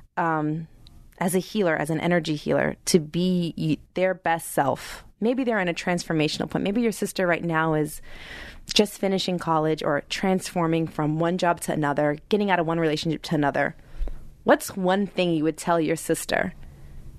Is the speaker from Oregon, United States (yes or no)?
no; Massachusetts, United States; I'm from Massachusetts